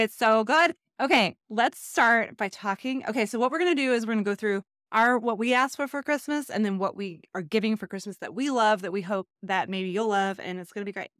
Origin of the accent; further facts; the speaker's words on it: Texas, United States; I grew up in Texas